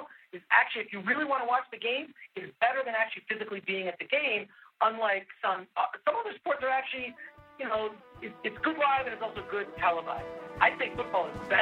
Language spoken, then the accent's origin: English; Detroit, Michigan, United States; now in Pasadena, United States; growing up in Detroit and growing up in Michigan